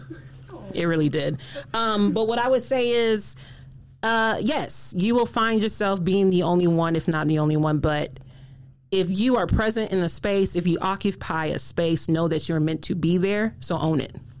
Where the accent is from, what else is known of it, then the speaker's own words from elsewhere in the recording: South Carolina, United States; moved away as an adult; now in Michigan, United States; I moved here to Michigan, getting this wonderful job at MSU. I'm from South Carolina